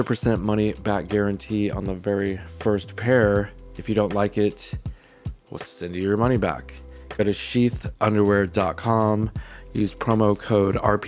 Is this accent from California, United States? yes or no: yes; Southern California, United States; I grew up in Southern California